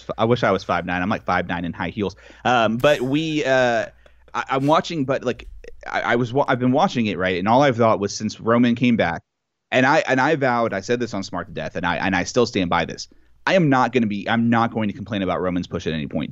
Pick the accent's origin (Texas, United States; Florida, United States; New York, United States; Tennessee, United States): Texas, United States; as a Texan